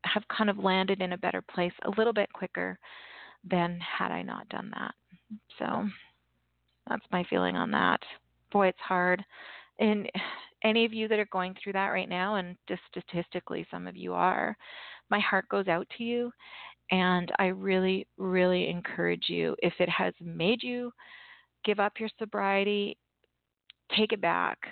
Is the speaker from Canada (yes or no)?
yes; Canada; I'm Canadian